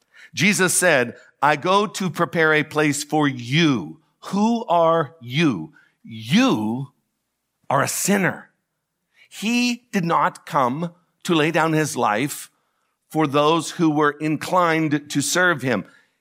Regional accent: DuBois, Pennsylvania, United States; I am from Du Bois, and I've always depended on the kindness of strangers

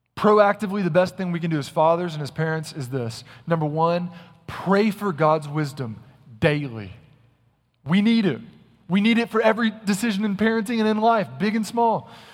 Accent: Little Rock, Arkansas, United States; also born or lived in North Carolina; now in Texas, United States; When I was a young boy growing up in Little Rock, Arkansas, we had a ton of woods behind our house.

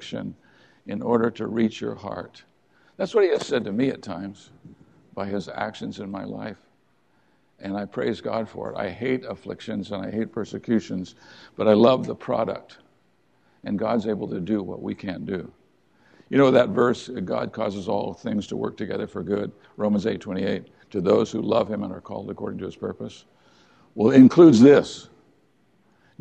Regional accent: United States; We are the American people

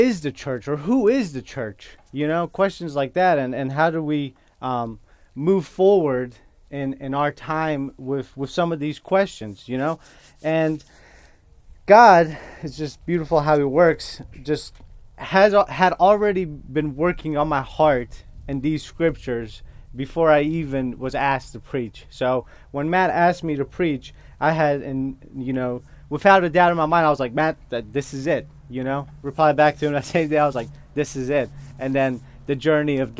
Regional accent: northern Iraq, Iraq; first language Kurdish; English is a second language; moved away; English is my second language. So I am Kurdish, and I was born in northern Iraq. So I process and think in Kurdish, and I speak in English.

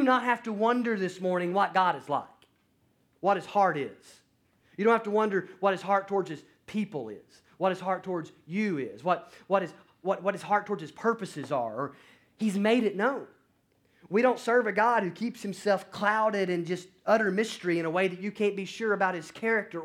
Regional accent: North Alabama, United States; moved away; I went back home to where I grew up in North Alabama to be with family for Thanksgiving

